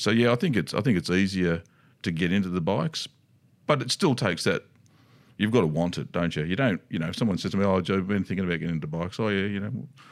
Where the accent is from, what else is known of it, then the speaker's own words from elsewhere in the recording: Australia; decided to stay, had their family and stayed in Australia